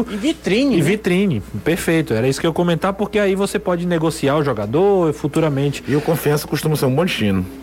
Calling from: Brusque, Santa Catarina, Brazil; sou fã do programa, sou de Brusque, Santa Catarina.

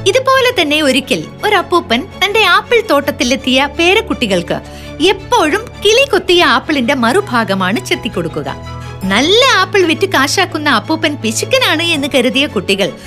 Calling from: Thiruvankulam, Kerala, India; ഞാൻ തിരുവാങ്കുളത്തുനിന്നാണ് നിന്നാണ് വിളിക്കുന്നത്

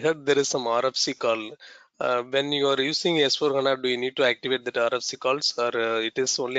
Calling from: Singapore; I'm calling from Singapore.

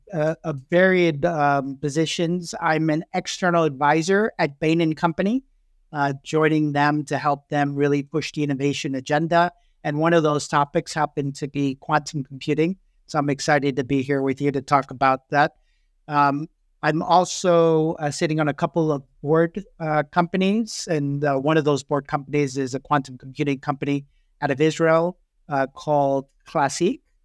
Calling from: London, United Kingdom; I'm calling in from London

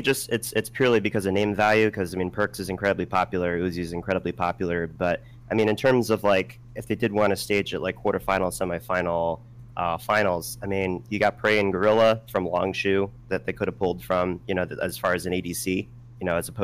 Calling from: Newington, Connecticut, United States; I'm calling from Newington, Connecticut.

